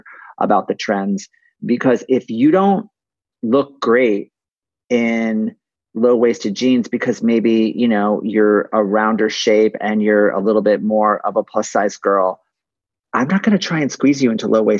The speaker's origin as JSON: {"language": "English", "town": "West Hartford", "region": "Connecticut", "country": "United States", "tie": "born or raised there", "said": "my mom had a clothing store when I was growing up in West Hartford, Connecticut"}